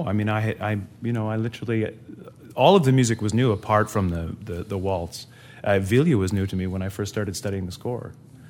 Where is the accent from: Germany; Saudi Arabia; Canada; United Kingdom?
Canada; first language English; I'm a Canadian in Ottawa.